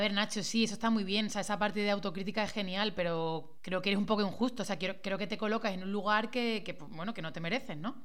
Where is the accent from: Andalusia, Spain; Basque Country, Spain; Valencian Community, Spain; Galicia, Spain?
Andalusia, Spain; Málaga; moved away as an adult; also born or lived in Madrid; yo soy de Málaga, he tenido que irme a Madrid casi 14 años para volver ahora